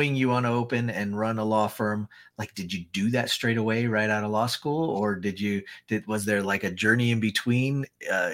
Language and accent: English; Utah, United States; I'm from Utah